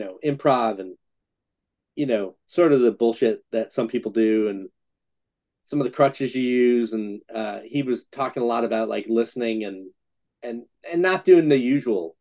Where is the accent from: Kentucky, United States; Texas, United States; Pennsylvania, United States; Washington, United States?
Pennsylvania, United States; Scranton; growing up in Scranton, we're basically two hours from Philly, two hours from New York.